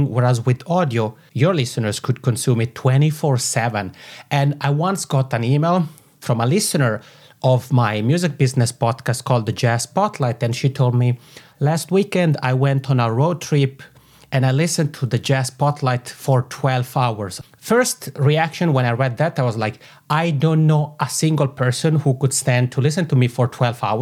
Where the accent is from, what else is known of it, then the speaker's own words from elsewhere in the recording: Italian-speaking part of Switzerland, Italian-speaking Switzerland, Switzerland; accent: macaroni; I have this funny macaroni accent because I come from the Italian speaking part of Switzerland.